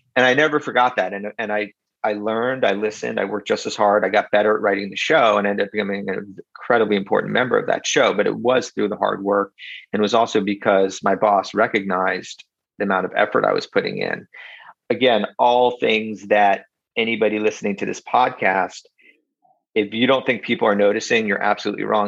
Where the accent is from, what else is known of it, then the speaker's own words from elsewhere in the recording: Philadelphia, Pennsylvania, United States; we grew up in in South Philly, and my dad worked in South Philadelphia his whole life